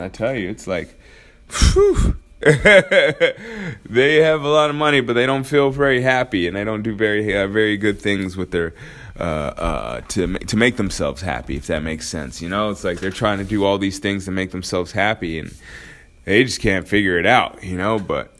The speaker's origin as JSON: {"language": "English", "region": "Alaska", "country": "United States", "tie": "born or raised there", "said": "So that's why I say I grew up in Alaska, because that's where I started high school, was in Alaska."}